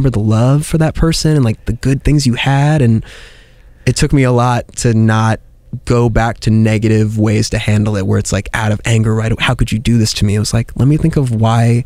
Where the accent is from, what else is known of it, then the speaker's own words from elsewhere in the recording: New York, United States; I'm from New York. I didn't drive till I was 23